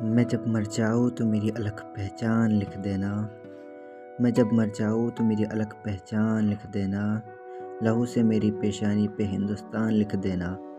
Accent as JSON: {"language": "Hindi", "town": "Nagpur", "region": "Maharashtra", "country": "India", "said": "मैं नागपुर शहर से हूँ"}